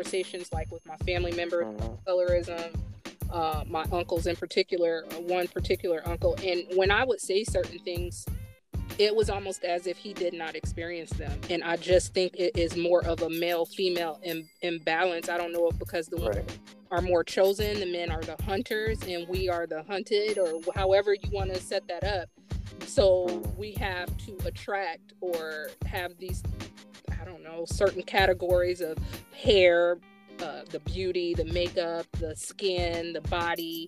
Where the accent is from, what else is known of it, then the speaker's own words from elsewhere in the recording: United States; a young girl growing up in America who's brown skin, and the interactions that I had with my family